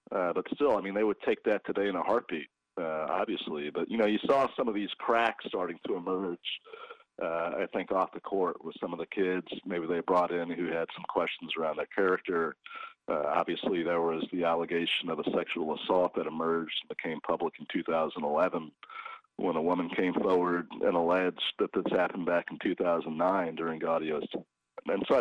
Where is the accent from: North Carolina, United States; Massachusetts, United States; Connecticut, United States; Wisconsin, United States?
North Carolina, United States; Raleigh; I grew up, of course, in Raleigh